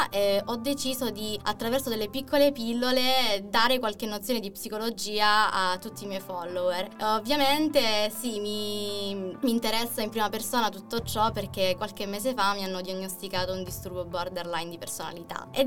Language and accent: Italian; Mirto Crosia, Calabria, Italy; moved away as an adult; now in Chieti, Italy; ho 21 anni, sono calabrese, vengo da un piccolo paesino in provincia di Cosenza